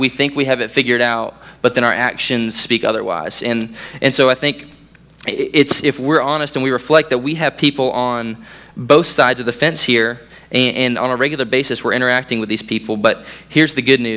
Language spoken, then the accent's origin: English; Central Florida, United States; as a Central Floridian, we had 4 hurricanes come through in like 2 weeks.